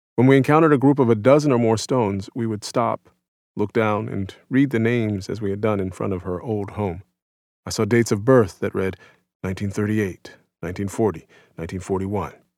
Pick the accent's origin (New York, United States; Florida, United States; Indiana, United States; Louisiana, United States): Louisiana, United States; New Orleans; New Orleans, my hometown